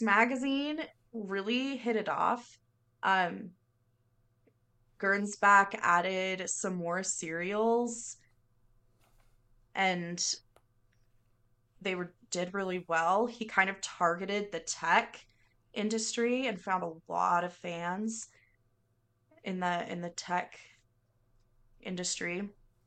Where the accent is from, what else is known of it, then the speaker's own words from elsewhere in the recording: near Seattle, Washington, United States; I grew up near Seattle